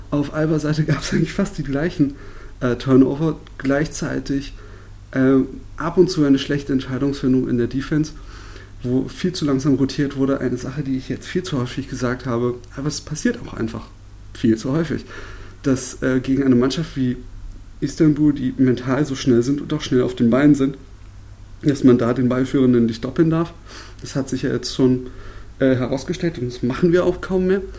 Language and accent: German; Berlin, Germany; weil ich als Berliner das nicht gewohnt bin